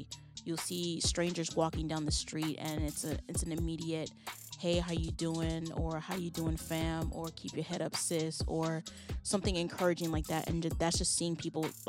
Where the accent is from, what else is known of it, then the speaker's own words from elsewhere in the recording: Miami, Florida, United States; growing up in Miami